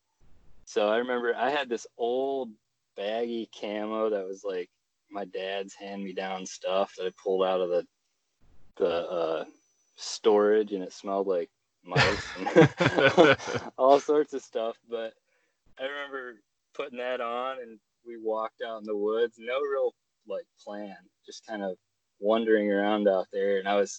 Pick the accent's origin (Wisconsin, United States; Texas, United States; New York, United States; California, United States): Wisconsin, United States; moved away as an adult; now in Alaska, United States; So we ended up moving up here last June, 2019, and it's been a great experience. I'm originally from Wisconsin.